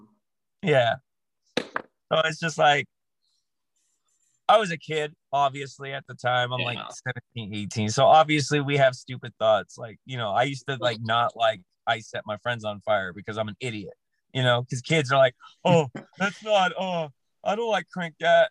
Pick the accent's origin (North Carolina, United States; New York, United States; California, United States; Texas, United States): California, United States; Southern; I'm from Southern California.